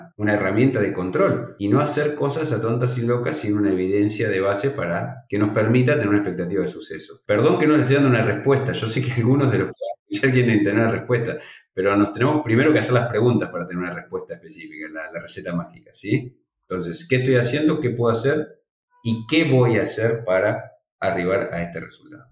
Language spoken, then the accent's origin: Spanish; Argentina; en Argentina no somos, somos negativos a PIRS, somos libres de PIRS